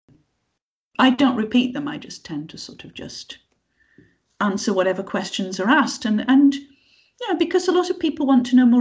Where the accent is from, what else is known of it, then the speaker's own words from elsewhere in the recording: Yorkshire and the Humber, United Kingdom; because I come from the north, because I'm from Yorkshire